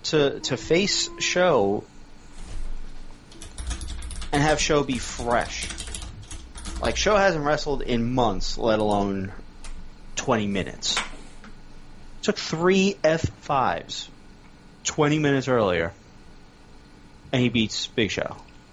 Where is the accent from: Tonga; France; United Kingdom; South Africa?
United Kingdom; Scotland; Hey, I'm Scottish. I Claymore people.